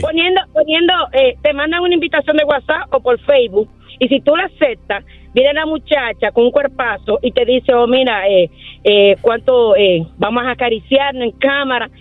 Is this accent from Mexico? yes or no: no; Dominican Republic; nosotros mismos dominicanos